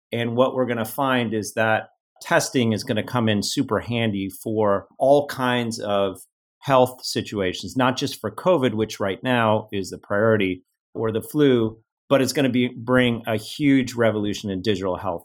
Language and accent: English; Cleveland, Ohio, United States; moved away as an adult; also born or lived in Los Angeles / Silicon Valley; I grew up in the Midwest.